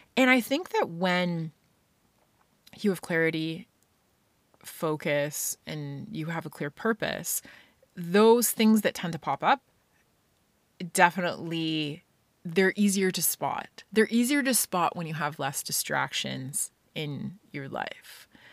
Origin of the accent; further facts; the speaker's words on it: Scotland, United Kingdom; being a kid growing up in Scotland